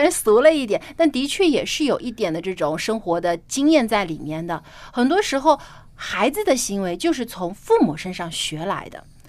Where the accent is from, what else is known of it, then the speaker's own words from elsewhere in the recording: Jiangsu, China; 我的家乡是在，啊，南方，江苏